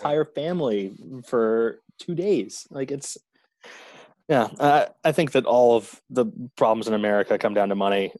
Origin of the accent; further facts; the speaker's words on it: New York City, New York, United States; I'm just a black guy, but I'm from Park Slope. I was raised in a solidly middle class family